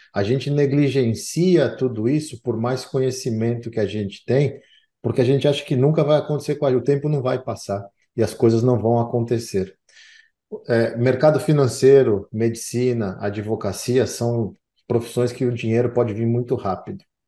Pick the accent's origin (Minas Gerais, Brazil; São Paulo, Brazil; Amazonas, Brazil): Amazonas, Brazil; Manaus; moved away; eu cresci em Manaus